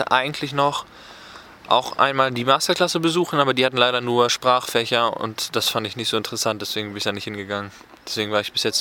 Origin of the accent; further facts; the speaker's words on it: Oerlinghausen, North Rhine-Westphalia, Germany; ich komme aus der Nähe Bielefeld-Oerlinghausen